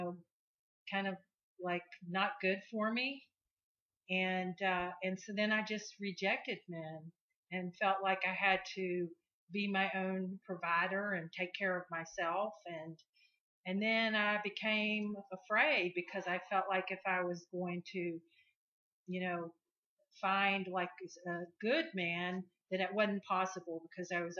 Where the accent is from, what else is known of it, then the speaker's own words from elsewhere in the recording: United States; I'm white and from the United States